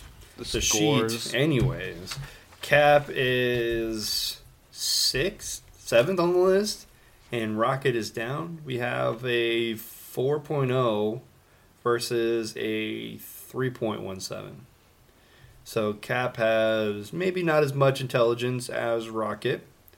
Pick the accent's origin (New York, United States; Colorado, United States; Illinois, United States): New York, United States; Brooklyn; I'm a kid from Brooklyn. I'm going to be up every single time.